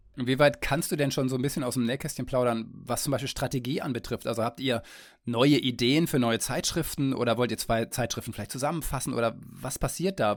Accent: Detmold, North Rhine-Westphalia, Germany; now in Kiel, Germany; in meine Heimat nach Detmold

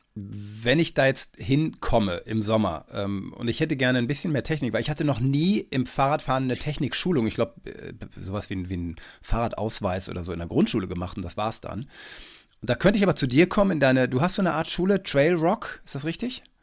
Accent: Detmold, North Rhine-Westphalia, Germany; ich komme ursprünglich aus dem Teutoburger Wald, aus Detmold

